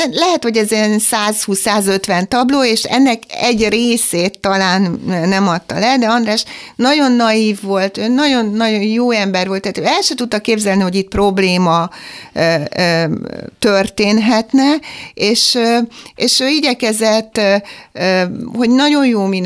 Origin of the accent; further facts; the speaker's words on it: Pápa, Veszprém County, Hungary; én is pápai vagyok